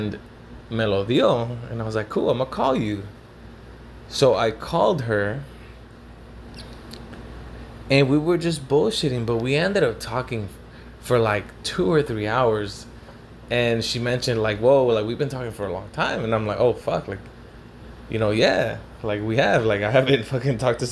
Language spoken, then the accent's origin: English; Los Angeles, California, United States; oh, you're from LA? And I was like, yeah